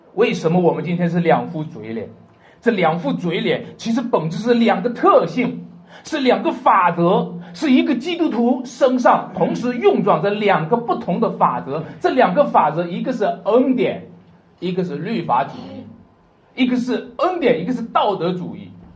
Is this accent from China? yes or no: yes; China; 我们中国人